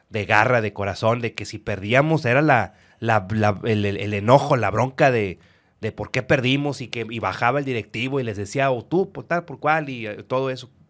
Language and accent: Spanish; Nuevo León, Mexico; eran de los millonarios como ahorita somos los regios, los millonarios.